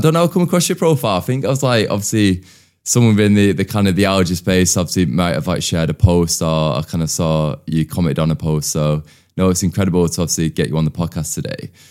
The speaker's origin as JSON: {"language": "English", "area": "outskirts of Manchester", "region": "North West England", "country": "United Kingdom", "tie": "born or raised there", "said": "So we moved away from Manchester and moved to the outskirts"}